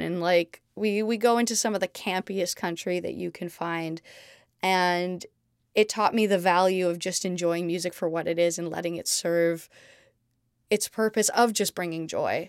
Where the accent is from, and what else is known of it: Montreal, Quebec, Canada; born or raised there; also born or lived in London, United Kingdom; now in Los Angeles, United States